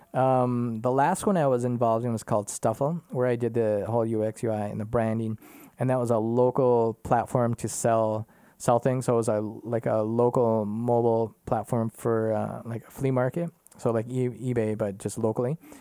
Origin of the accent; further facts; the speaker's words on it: Minnesota, United States; moved away as an adult; now in Germany; I grew up in Minnesota